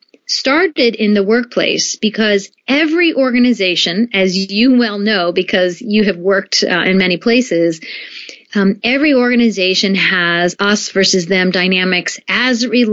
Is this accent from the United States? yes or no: yes; United States; moved away as an adult; also born or lived in Japan; I grew up in the United States for the most part